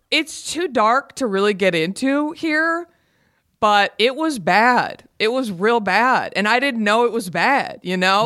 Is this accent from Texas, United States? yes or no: yes; Garland, Texas, United States; moved away as an adult; now in Los Angeles, United States; I'm from Garland, Texas. Garland is a suburb of Dallas